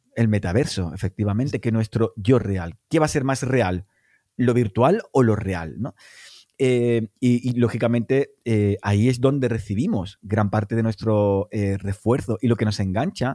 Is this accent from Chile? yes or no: no; Cádiz, Andalusia, Spain; yo soy de Cádiz